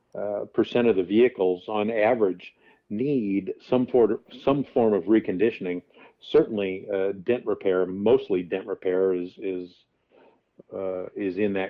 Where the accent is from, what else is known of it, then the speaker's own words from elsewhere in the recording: just outside St. Louis, Missouri, United States; also born or lived in Chicago area; now in Arizona, United States; my hometown, which is just outside the St. Louis area